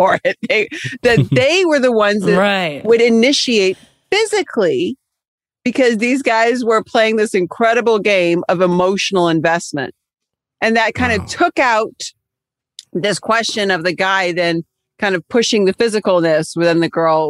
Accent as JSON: {"language": "English", "country": "Cyprus", "tie": "born or raised there", "moved": "yes", "said": "growing up in Cyprus"}